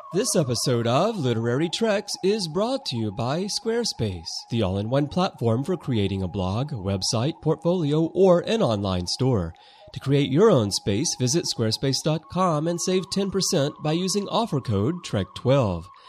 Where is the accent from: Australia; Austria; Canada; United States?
United States; Alabama; I'm from the South, too. I'm from Alabama